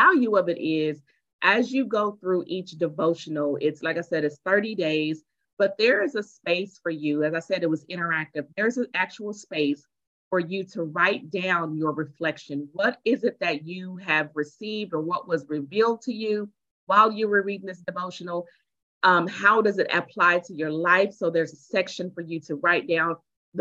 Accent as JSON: {"language": "English", "town": "Tulsa", "region": "Oklahoma", "country": "United States", "said": "I am from Tulsa, and I am a speaker"}